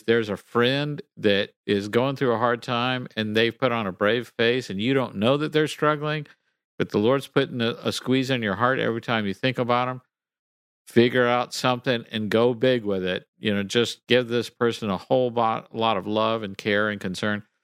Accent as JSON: {"language": "English", "region": "Texas", "country": "United States", "tie": "born or raised there", "said": "I grew up in Texas"}